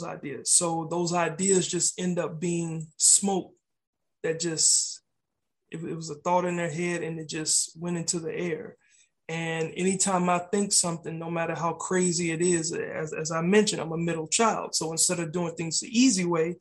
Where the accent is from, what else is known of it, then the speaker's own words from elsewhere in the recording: Austin, Texas, United States; my hometown, Austin, Texas